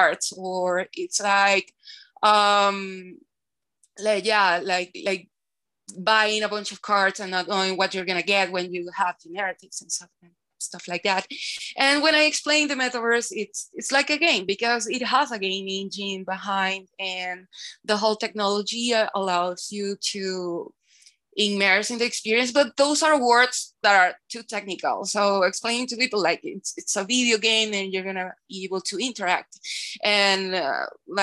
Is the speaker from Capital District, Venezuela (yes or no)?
yes; Caracas, Capital District, Venezuela; I'm from Venezuela. I'm from Caracas, Venezuela